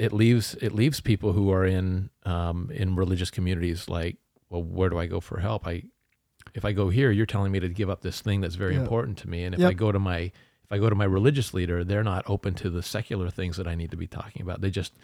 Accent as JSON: {"language": "English", "country": "Canada", "tie": "born or raised there", "said": "because I grew up in Canada."}